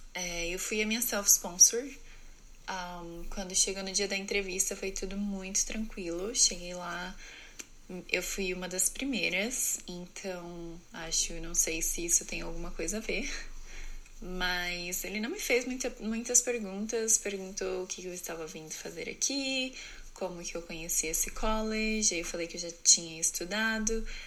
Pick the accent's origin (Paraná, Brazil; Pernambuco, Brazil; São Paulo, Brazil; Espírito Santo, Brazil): São Paulo, Brazil; Presidente Prudente; moved away as an adult; also born or lived in New Jersey; eu sou de Presidente Prudente, São Paulo, no Brasil.